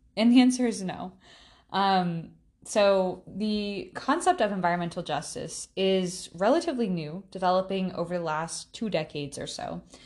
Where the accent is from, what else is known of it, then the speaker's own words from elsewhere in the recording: South Carolina, United States; I was born and raised in South Carolina